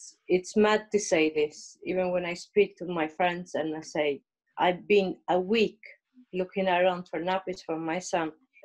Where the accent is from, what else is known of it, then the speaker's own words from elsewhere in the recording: Albania; English is a second language; moved away as an adult; now in Liverpool, United Kingdom; I come from Albania, how Sandra said before. It's 7 years I'm living here, nearly 7 years. I live here in England